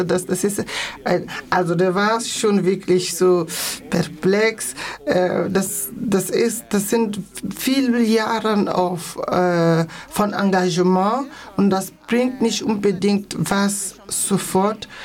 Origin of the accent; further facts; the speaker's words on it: Freiburg, Baden-Württemberg, Germany; weil ich komme aus Deutschland, ich kam von Freiburg